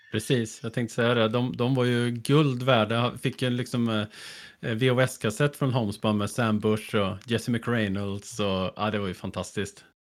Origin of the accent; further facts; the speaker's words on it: Hällefors, Örebro County, Sweden; also born or lived in Östergötland; från början är jag från Östergötland, men jag var ju bara fem år när vi flyttade därifrån upp till, eh, till ett litet ställe som heter Hällefors, som ligger i Bergslagen